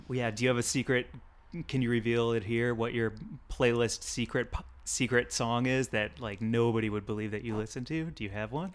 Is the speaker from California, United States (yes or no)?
yes; California, United States; As a Californian